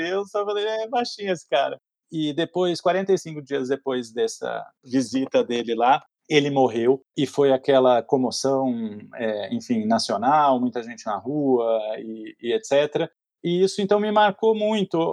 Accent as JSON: {"language": "Portuguese", "region": "Mato Grosso", "country": "Brazil", "tie": "born there", "said": "eu nasci no, no Mato Grosso, ali na virada dos 70 para os 80, e era criança ainda, tinha seis, sete anos mais ou menos"}